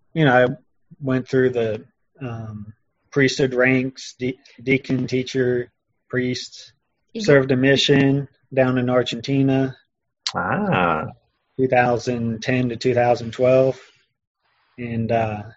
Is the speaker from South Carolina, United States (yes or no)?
yes; Irmo, South Carolina, United States; accent: Southern; also born or lived in Augusta, Georgia / Aiken, South Carolina / Florida; I was born in Augusta, Georgia, but my family lived in a small town and right on the border in South Carolina called Aiken. So it's a small town. I grew up until I was, I don't know, 3 or 4 and moved down to Florida. And when I was 5, I moved back up to where I'm at now in Irmo.